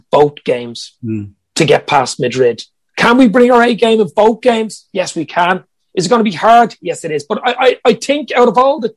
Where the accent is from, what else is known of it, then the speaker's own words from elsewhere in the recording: Ireland; Being Irish